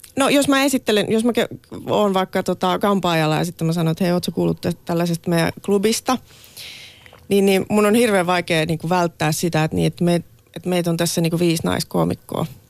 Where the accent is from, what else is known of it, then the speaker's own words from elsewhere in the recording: Laihia, Ostrobothnia, Finland; now in Helsinki, Finland; mä oon Laihialta kotoisin ja nyt asun Helsingissä